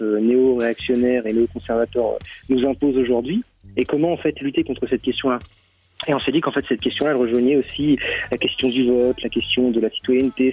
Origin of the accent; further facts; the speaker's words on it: France; moi, je suis français